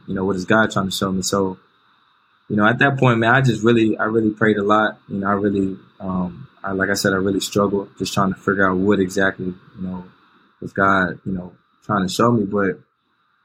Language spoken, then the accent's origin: English; Winston-Salem, North Carolina, United States; also born or lived in outside Charlotte, North Carolina; I grew up in Winston-Salem. Yeah. Winston-Salem, North Carolina